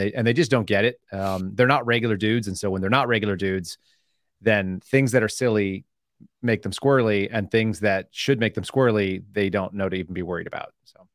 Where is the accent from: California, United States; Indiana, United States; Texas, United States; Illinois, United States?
Texas, United States; Austin; also born or lived in Oklahoma; I'm from Austin, Texas.